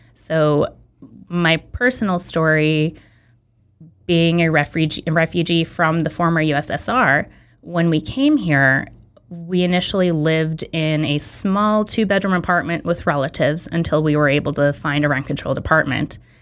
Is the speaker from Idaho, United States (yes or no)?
no; San Francisco, California, United States; moved away as an adult; also born or lived in Belarus; now in Santa Monica, United States; I grew up in San Francisco.